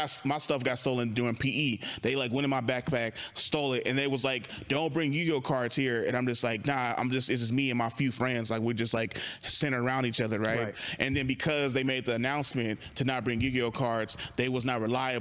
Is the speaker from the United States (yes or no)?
yes; Richmond, California, United States; I grew up in Richmond